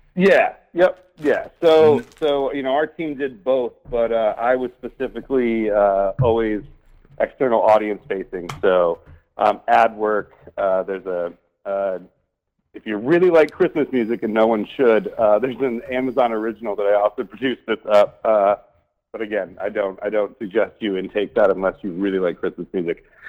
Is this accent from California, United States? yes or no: no; Michigan, United States; I'm a Midwest kid. I grew up in in Michigan, watched our jobs go away